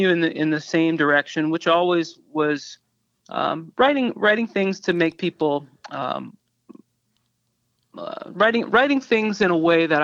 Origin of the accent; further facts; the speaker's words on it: New Orleans, Louisiana, United States; I am from New Orleans and I grew up there